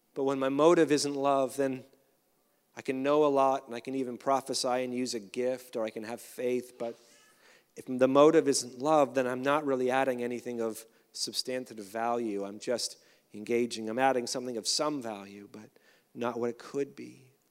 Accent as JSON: {"language": "English", "country": "Canada", "said": "as a Canadian"}